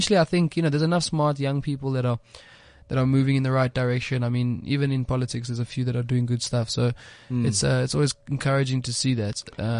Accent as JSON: {"language": "English", "country": "South Africa", "said": "Ideally, we'd like to have a golden thread that keeps us all together, which is being South African, right?"}